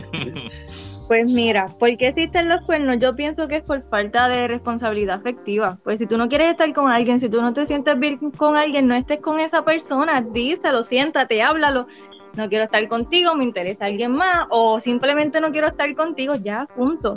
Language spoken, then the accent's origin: Spanish; Guayanilla, Puerto Rico; soy de Guayanilla